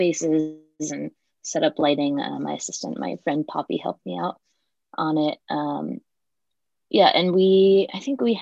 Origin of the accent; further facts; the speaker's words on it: Western Central New Jersey, United States; moved away as an adult; also born or lived in Ohio; So I'm from New Jersey originally, like Western Central New Jersey.